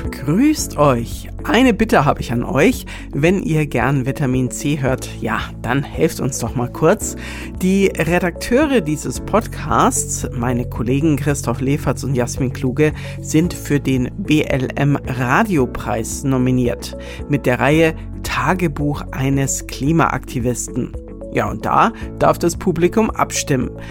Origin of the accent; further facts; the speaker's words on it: Norderstedt, Schleswig-Holstein, Germany; ich komme aus Norderstedt.